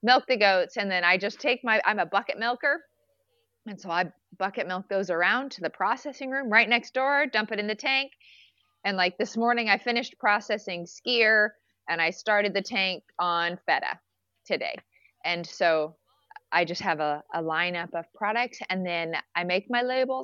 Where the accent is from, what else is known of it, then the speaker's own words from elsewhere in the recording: Nebraska, United States; moved away as an adult; now in Kodiak, United States; growing up in Nebraska, we were really rural